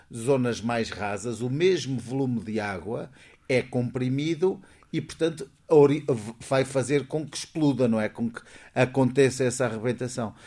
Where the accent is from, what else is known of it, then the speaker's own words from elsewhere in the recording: Figueira da Foz, Centro, Portugal; somos do Cabedelo